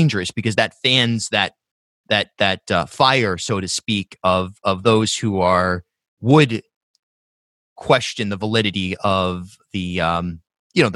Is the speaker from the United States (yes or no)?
yes; South County, Rhode Island, United States; I grew up in South County